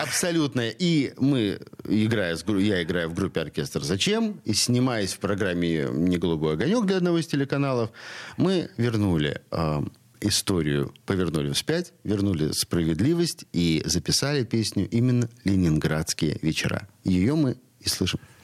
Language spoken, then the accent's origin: Russian; Saint Petersburg, Russia; я коренной ленинградец и всю жизнь живу, несмотря на то, что родился на Васильевском, я всю жизнь живу здесь, в Петроградском районе